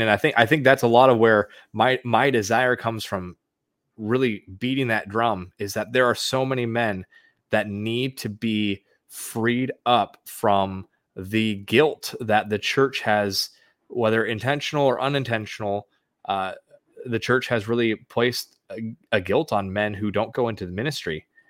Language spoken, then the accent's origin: English; the Northwest, Pacific Northwest, United States; now in Arizona, United States; I'm originally from the Northwest area